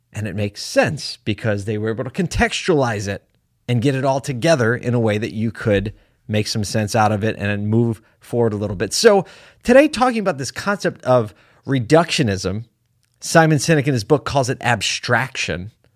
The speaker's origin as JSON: {"language": "English", "town": "Syracuse", "region": "New York", "country": "United States", "tie": "born or raised there", "said": "here in my hometown of Syracuse, New York"}